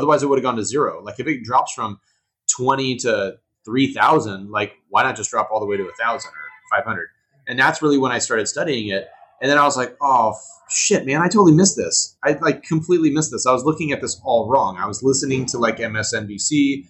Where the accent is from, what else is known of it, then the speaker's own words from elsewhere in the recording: Huntington Beach, California, United States; moved away; I grew up in Huntington Beach.